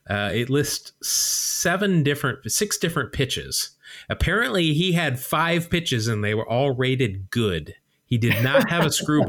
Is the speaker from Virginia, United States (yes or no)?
no; Utah, United States; I grew up in Utah